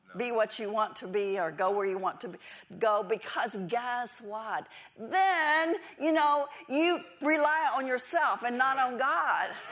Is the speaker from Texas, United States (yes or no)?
yes; Texas, United States; moved away; I never wanted to leave Texas. I was born and raised in Texas